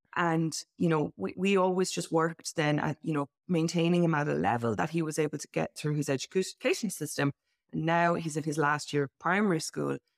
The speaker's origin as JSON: {"language": "English", "country": "Ireland", "moved": "as an adult", "lives_now": "Benalmádena, Spain", "said": "As you can also hear from my accent, I'm originally from Ireland"}